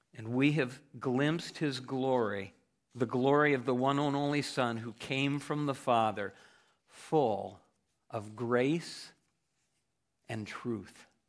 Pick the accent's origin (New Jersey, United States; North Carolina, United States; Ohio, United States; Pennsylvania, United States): Ohio, United States; I grew up in Ohio